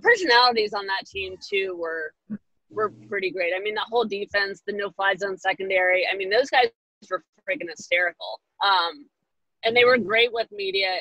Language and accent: English; North Carolina, United States; moved away as an adult; now in Washington, United States; I grew up in North Carolina and I, I went to Chapel Hill for school.